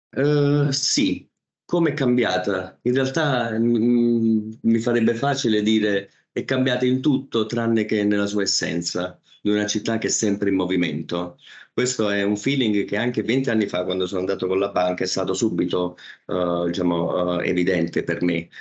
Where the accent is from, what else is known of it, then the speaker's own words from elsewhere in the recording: Naples, Campania, Italy; moved away as an adult; now in Mumbai, India; l'essere eh, napoletano